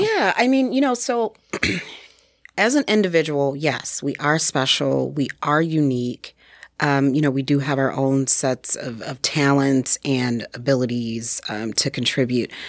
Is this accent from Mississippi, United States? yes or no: no; Detroit, Michigan, United States; moved away as an adult; now in Sheboygan County, United States; I am originally from Detroit, Michigan.